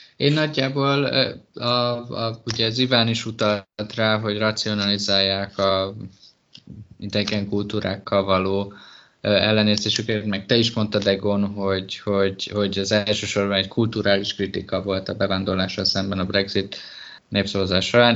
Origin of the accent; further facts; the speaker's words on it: Hungary; moved away as an adult; also born or lived in England; honnan jövök, és akkor mondtam, hogy Magyarországról